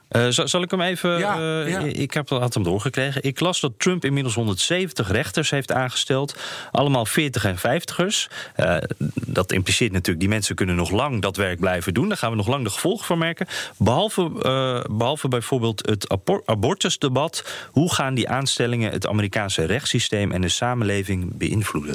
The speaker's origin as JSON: {"language": "Dutch", "country": "Netherlands", "said": "Wij Nederlanders"}